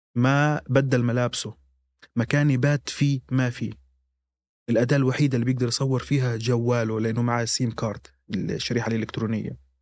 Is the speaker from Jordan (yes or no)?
no; Gaza, Gaza Strip, Palestine; moved away; احنا كفلسطينيين او كغزيين عموما عائله واحده